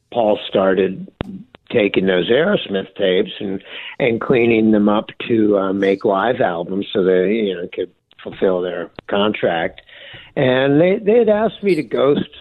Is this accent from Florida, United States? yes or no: yes; Florida, United States; growing up in Florida